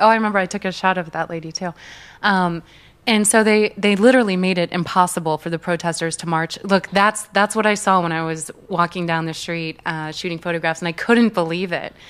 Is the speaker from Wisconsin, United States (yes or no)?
no; St. Louis, Missouri, United States; moved away; I grew up in the Midwest, so the middle of the country